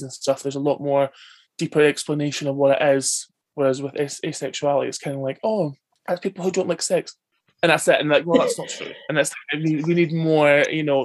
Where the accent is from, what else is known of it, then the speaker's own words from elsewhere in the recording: Bonnybridge, Scotland, United Kingdom; I'm from Bonnie, Scotland